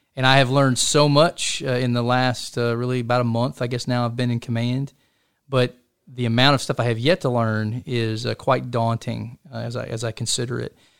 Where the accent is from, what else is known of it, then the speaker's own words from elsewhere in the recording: Chattanooga, Tennessee, United States; now in Fort Hood, United States; I'm a Tennessean. You know, I was born in Chattanooga, Tennessee, grew up in that part of the country